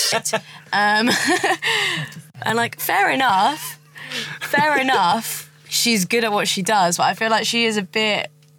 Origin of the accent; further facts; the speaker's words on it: Luton, East of England, United Kingdom; I come from Luton, and, like, everyone's a bit, like, chavvy